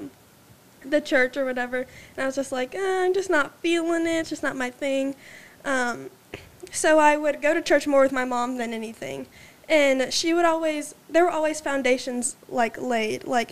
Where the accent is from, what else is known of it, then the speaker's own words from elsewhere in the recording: Mansfield, Texas, United States; moved away as an adult; also born or lived in Dallas, Texas; now in Austin, United States; Born in Dallas, raised in Mansfield, went to Lake Ridge High School, grew up in all the little Mansfield schools